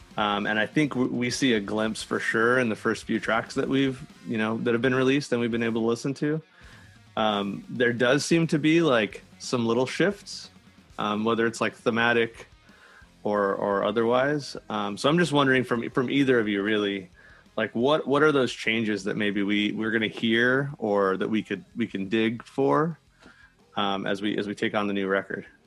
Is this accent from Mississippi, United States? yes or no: no; El Centro, California, United States; now in San Diego, United States; I'm from the Imperial Valley. It's like El Centro.